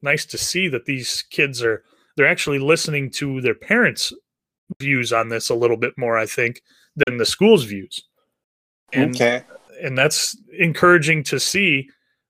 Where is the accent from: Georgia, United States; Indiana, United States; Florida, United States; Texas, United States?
Indiana, United States; Northeast; I grew up in Northeast Indiana